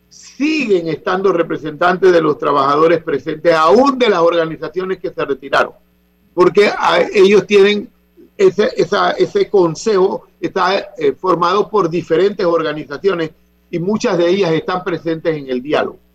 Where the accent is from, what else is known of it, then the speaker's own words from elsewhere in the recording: San Francisco, Veraguas, Panama; Sus ancestros son de San Francisco de Veragua y yo soy de San Francisco de Veragua.